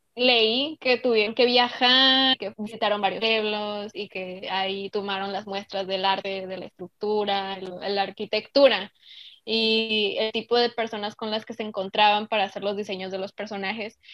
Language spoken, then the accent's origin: Spanish; Mexico; a nosotros como mexicanos